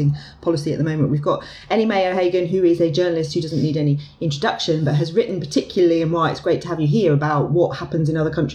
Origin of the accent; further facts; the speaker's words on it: London, United Kingdom; I'm from London.